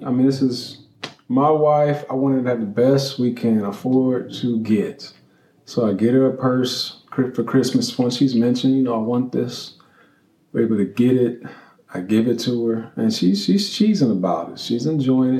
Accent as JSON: {"language": "English", "town": "Columbus", "region": "Ohio", "country": "United States", "tie": "born or raised there", "also_born_or_lived": "Cincinnati, Ohio", "said": "Then we moved from Columbus, Ohio, Cincinnati, Ohio."}